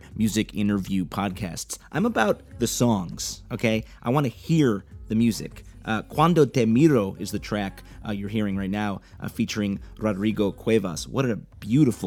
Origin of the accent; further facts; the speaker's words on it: Chicago, Illinois, United States; my hometown, Chicago